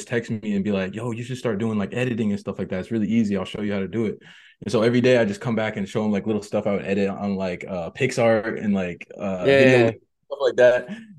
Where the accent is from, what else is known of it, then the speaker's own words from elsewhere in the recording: Seattle, Washington, United States; Hey, Seattle, Washington.